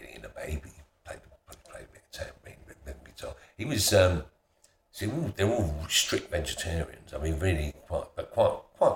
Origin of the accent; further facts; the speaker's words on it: London, United Kingdom; also born or lived in Yorkshire / Essex; I moved to London when I was 7